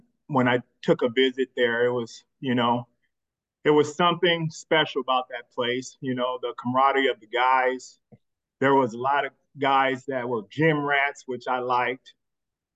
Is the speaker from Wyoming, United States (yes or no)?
yes; Casper, Wyoming, United States; growing up in the Casper